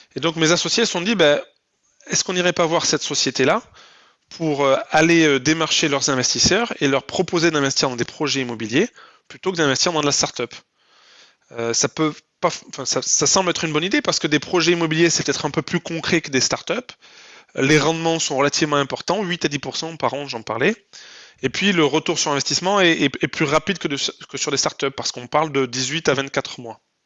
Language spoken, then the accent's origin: French; Lot, Occitania, France; moved away as an adult; also born or lived in Paris, France; now in Toulouse, France; je suis originaire du Lot